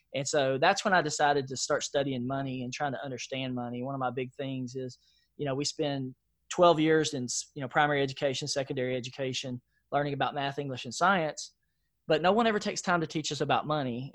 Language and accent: English; Nashville, Tennessee, United States; I grew up in East Nashville, Nashville, Tennessee